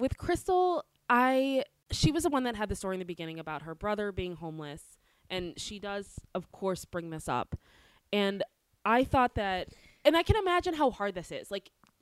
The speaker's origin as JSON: {"language": "English", "area": "DC", "region": "East Coast", "country": "United States", "moved": "yes", "lives_now": "Los Angeles, United States", "said": "I come from the East Coast. Near DC"}